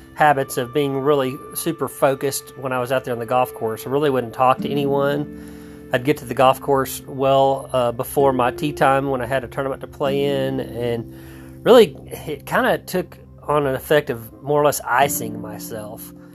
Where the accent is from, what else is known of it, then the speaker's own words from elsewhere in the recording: Texas, United States; I grew up in Texas